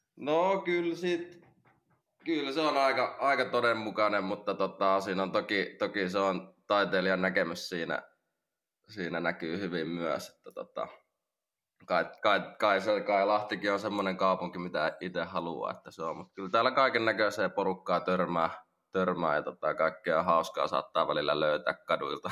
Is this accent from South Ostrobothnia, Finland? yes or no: no; Lahti, Päijät-Häme, Finland; mä oon Lahesta, Lahesta kotoisin täällä syntynyt